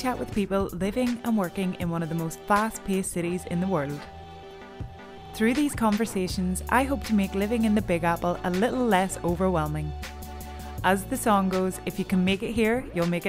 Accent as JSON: {"language": "English", "area": "County Down", "region": "Northern Ireland", "country": "United Kingdom", "said": "I'm a Down woman"}